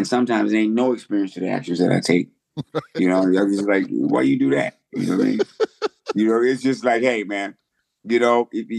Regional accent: Silver Spring, Maryland, United States; also born or lived in Greenville, Mississippi / New York City; I'm from actually Silver Spring, Maryland, Washington, D.C.

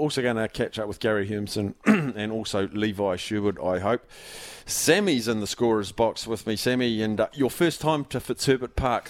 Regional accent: Palmerston North, Manawatū-Whanganui, New Zealand; moved away; You never broadcast any radio or anything out of Palmerston North, and here I am at my hometown.

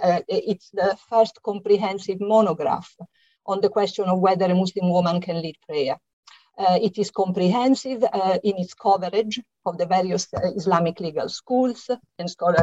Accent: Italy; English is a second language; moved away as an adult; now in London, United Kingdom; as you can hear from my slight accent, I'm Italian, and it is here that I lived through the exciting 1970s

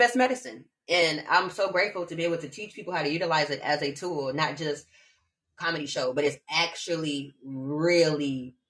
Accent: Omaha, Nebraska, United States; accent: neutral; I'm from Omaha, Nebraska. So I have a very neutral accent, the way I talk.

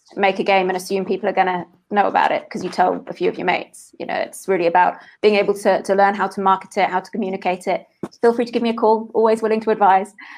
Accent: United Kingdom; now in South Africa; my home country of the UK.

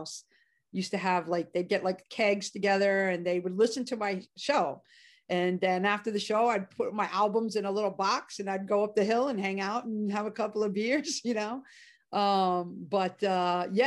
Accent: New York City, New York, United States; also born or lived in Manhattan, New York; I grew up in the Bronx.

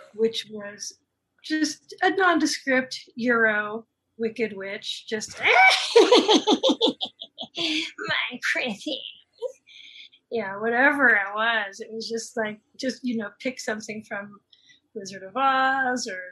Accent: Los Angeles, California, United States; I grew up in Toluca Lake

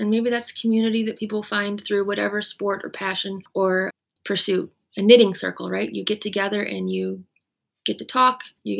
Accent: Canada; also born or lived in United States; You could say partly maybe I'm Canadian and I'm American, so maybe that mixture also made me more resilient.

